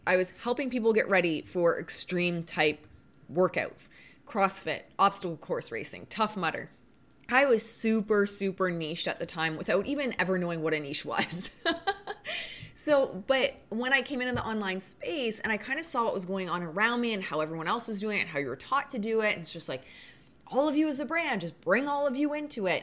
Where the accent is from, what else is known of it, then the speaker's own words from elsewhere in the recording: Canada; I'm Canadian